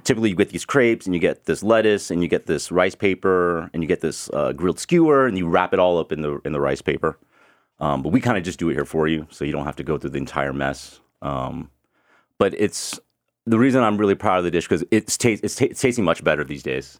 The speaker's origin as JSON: {"language": "English", "town": "Houston", "region": "Texas", "country": "United States", "tie": "born or raised there", "moved": "yes", "said": "I grew up in Houston"}